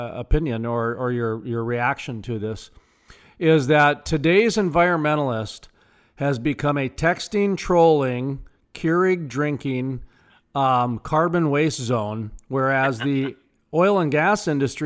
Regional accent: North Dakota, United States; I'm from North Dakota, where we've got, I think, the cleanest air in the nation, and 70 to 90% of our state's powered by coal.

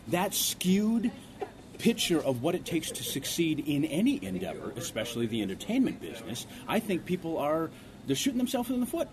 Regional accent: Ortonville, Minnesota, United States; also born or lived in Seoul, South Korea; When I was young, growing up in Ortonville, Minnesota

